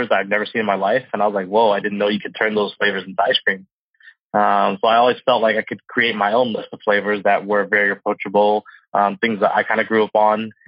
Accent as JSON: {"language": "English", "area": "Orange County", "region": "California", "country": "United States", "tie": "born or raised there", "said": "Born and raised in Orange County my entire life. I still live there to today"}